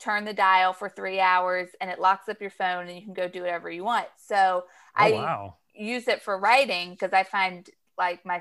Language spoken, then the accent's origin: English; Chapel Hill, North Carolina, United States; now in New Jersey, United States; I'm from Chapel Hill. So I grew up in UNC.